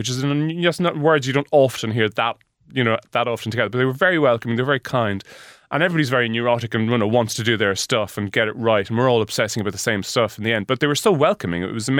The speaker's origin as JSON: {"language": "English", "region": "Leinster", "country": "Ireland", "said": "I'm a hick. I'm from Meath, so I'm used to cows and trees and rain."}